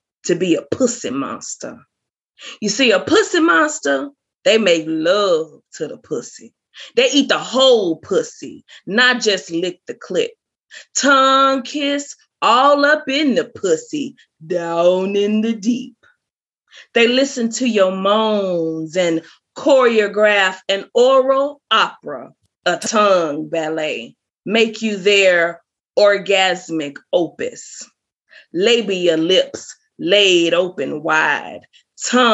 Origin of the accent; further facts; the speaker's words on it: the South, United States; also born or lived in Biloxi, Mississippi; I'm from the South